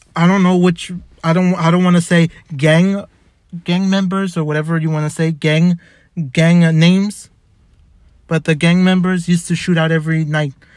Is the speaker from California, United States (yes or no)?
yes; Los Angeles, California, United States; I was born in Boyle Heights. I was born in White Memorial back in September.